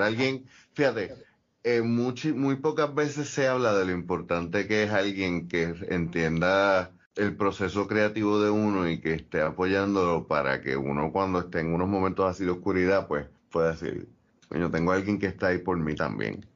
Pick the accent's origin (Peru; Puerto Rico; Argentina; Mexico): Puerto Rico